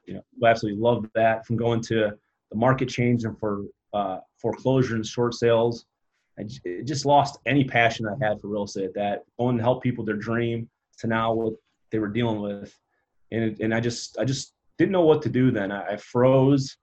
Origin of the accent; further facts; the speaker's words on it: Upper Peninsula, Michigan, United States; growing up in Upper Peninsula, Michigan, when you got 850 people in town